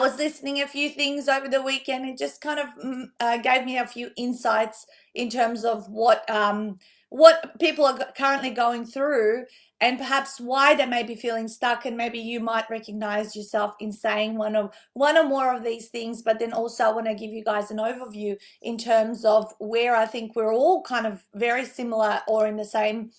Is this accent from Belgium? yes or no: no; North Macedonia; now in Australia; I grew up in Macedonia, and that's the Easter we celebrated before, obviously, the one over here in Australia